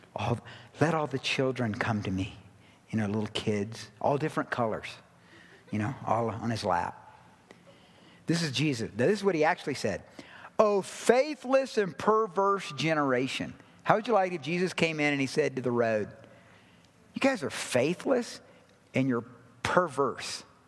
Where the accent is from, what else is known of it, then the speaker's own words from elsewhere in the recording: the South, United States; I grew up in the South